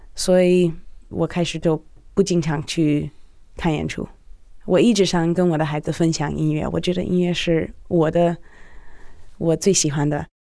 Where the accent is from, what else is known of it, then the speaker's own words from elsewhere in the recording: United States; now in Shanghai, China; 我是一个美国记者，住在中国，我老公是做音乐的